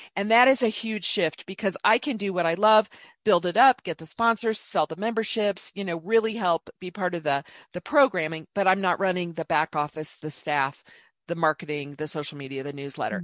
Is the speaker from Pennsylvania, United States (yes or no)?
no; Indianapolis, Indiana, United States; moved away as an adult; also born or lived in Dallas, Texas; I grew up in Indianapolis, Indiana mostly, and then went to a state school in Indiana, Purdue University